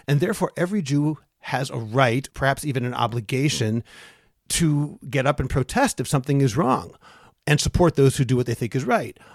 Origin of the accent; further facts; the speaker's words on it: Lowell, Massachusetts, United States; I grew up in Lowell, Massachusetts